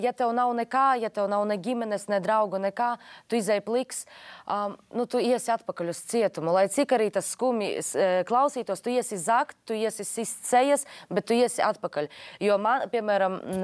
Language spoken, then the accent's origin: Latvian; Latgale, Latvia; es esmu no Latgales.